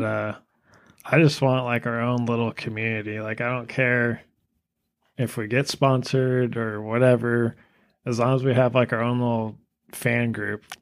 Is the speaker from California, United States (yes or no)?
yes; California, United States; moved away as an adult; now in Kentucky, United States; I grew up in California